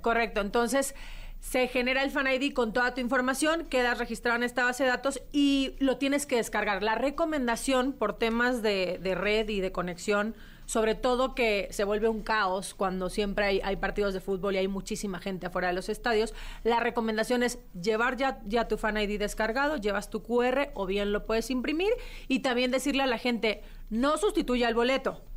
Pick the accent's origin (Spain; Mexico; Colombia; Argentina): Mexico